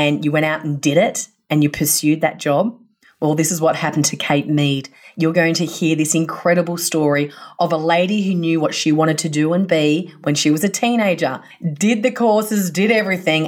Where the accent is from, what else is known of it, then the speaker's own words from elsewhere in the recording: Sydney, New South Wales, Australia; now in Perth, Australia; I was originally from Sydney, so we're in Perth now.